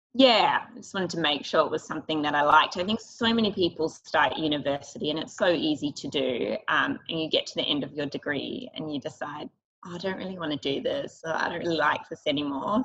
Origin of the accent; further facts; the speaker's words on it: Sydney, New South Wales, Australia; we grew up in Sydney and the North Shore